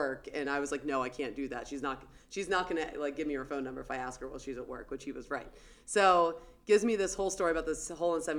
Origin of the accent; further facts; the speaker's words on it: Pennsylvania, United States; Growing up in Pennsylvania